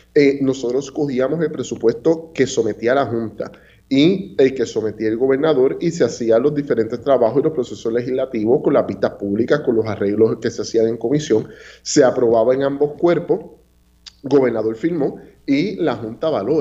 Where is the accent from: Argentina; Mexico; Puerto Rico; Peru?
Puerto Rico; … y yo, que ambos presentamos y somos egresados de la Universidad de Puerto Rico